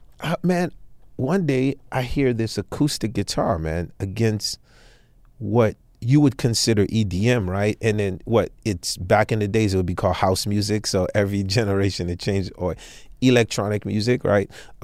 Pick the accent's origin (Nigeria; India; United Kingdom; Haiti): Haiti; moved away; I'm from Haiti, dog, so it's called football where we come from.